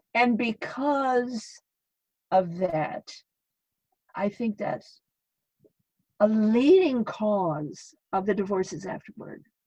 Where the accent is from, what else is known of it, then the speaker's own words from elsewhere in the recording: Idaho, United States; moved away as an adult; it was difficult for me to leave Idaho, my, my home state.